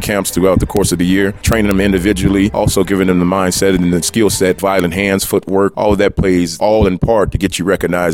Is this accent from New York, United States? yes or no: no; Chicago, Illinois, United States; also born or lived in Missouri; I grew up in Ida B. Wells